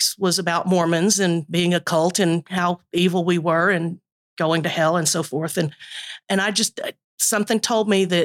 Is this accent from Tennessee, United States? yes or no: yes; East Tennessee, United States; I grew up in East Tennessee